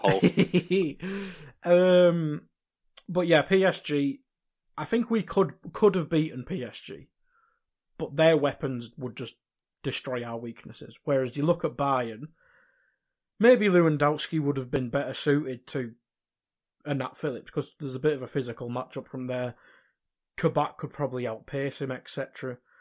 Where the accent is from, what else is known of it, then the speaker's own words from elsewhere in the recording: England, United Kingdom; me being English